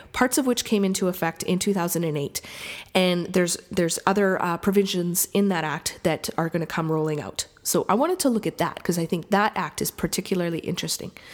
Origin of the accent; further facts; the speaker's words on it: Lac Ste. Anne, Alberta, Canada; now in Montreal, Canada; I'm from Lac Saint Anne, Alberta, currently living in Montreal